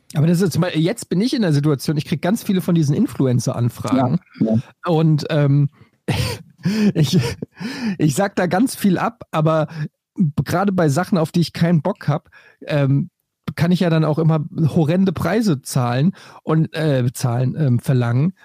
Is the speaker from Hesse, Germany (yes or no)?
yes; Frankfurt, Hesse, Germany; Bei uns in Frankfurt